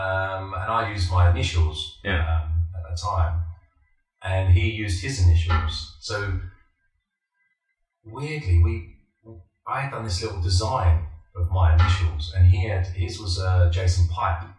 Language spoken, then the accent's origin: English; Broxbourne, East of England, United Kingdom; also born or lived in Camden / Kentish Town; So, when I was really young, we lived out in a place called Broxbourne. And I must have been from the age of seven, so we're talking 77 to about 1980. I was up in Broxbourne